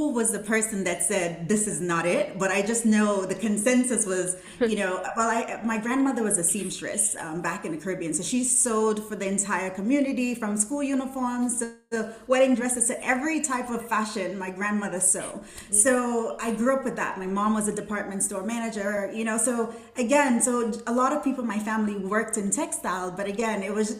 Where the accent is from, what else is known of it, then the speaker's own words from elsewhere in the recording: Brooklyn, New York, United States; also born or lived in Saint Vincent and the Grenadines; Okay, so I was born in St. Vincent and the Grenadines, and I moved to New York at 13. So grew up in Brooklyn